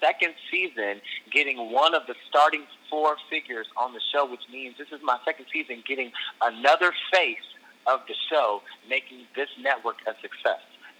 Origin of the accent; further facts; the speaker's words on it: Michigan, United States; also born or lived in Atlanta; now in Los Angeles, United States; Well, I moved from Michigan to Atlanta.